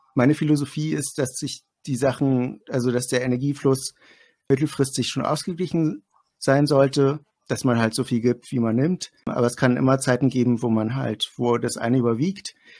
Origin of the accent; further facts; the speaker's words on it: Greifswald, Mecklenburg-Vorpommern, Germany; ich komme aus Greifswald, das ist in Mecklenburg-Vorpommern